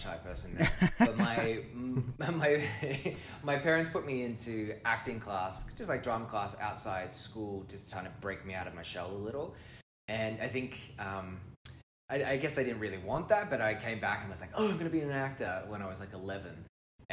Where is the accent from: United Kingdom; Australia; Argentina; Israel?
Australia; moved away as an adult; now in Toronto, Canada; I'm Australian, originally Australian, born and bred, grew up there